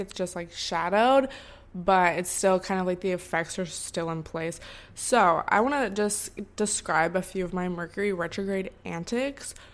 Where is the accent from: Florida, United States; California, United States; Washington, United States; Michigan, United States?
Washington, United States; Seattle; moved away as an adult; now in Los Angeles, United States; my hometown and, like, to Seattle